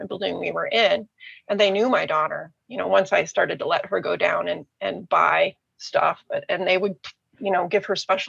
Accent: United States; moved away as an adult; also born or lived in Germany; We're American

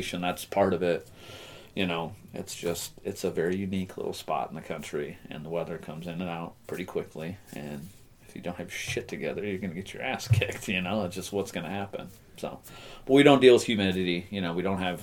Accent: Wisconsin, United States; moved away as an adult; also born or lived in Michigan / Texas; I grew up in Wisconsin.

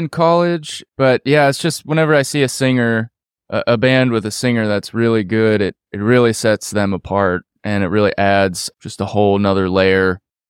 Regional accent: Pittsburgh, Pennsylvania, United States; also born or lived in New York; I was born in New York, but moved to Pittsburgh when I was like one.

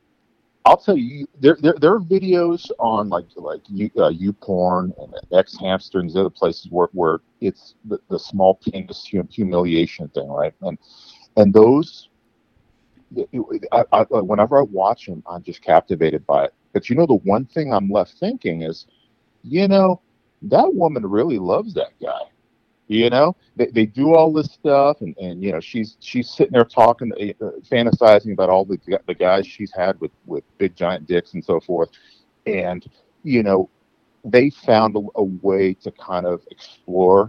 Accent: Midwest, United States; I grew up in the Midwest in the 80s.

